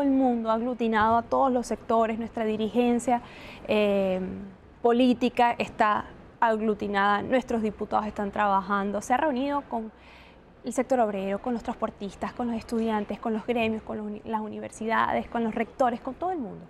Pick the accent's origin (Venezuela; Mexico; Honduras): Venezuela; organizándonos como venezolanos